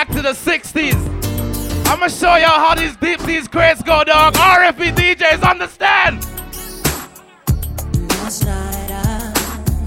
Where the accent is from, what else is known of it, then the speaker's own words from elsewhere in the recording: Trinidad & Tobago; moved away; I am not Jamaican. I represent one nice little island